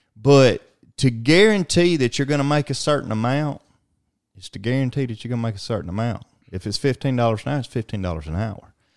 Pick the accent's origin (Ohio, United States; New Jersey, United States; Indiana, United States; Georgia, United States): Georgia, United States; Alma; big city of Alma, Georgia, Blue Ridge capital of the world, and, uh, my hometown as well